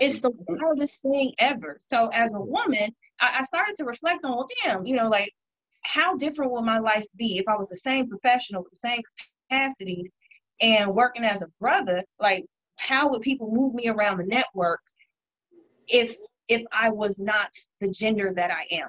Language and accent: English; Chicago, Illinois, United States; I am a Chicagoan. Uh, live in Hyde Park